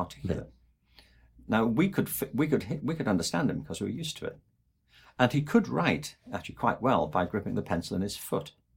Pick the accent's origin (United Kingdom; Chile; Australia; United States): United Kingdom; England; I'm from England